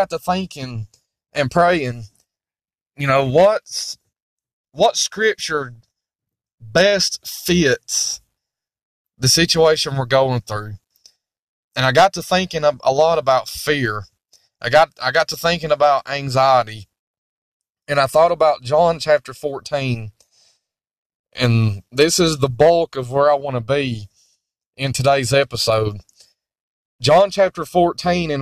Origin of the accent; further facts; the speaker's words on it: United States; I'm speaking as an American, as a Christian living in the United States of America